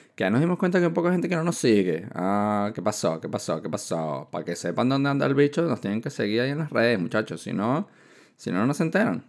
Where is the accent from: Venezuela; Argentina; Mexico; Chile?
Venezuela; moved away as an adult; also born or lived in China / Barcelona, Spain; soy de Venezuela, estoy estudiando ingeniería